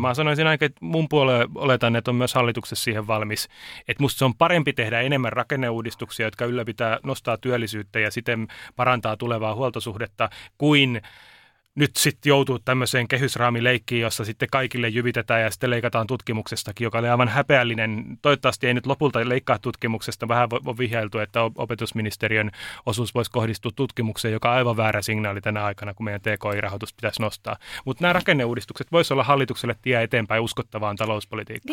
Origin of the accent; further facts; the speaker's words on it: Turku, Southwest Finland, Finland; Mä oon Turusta kotoisin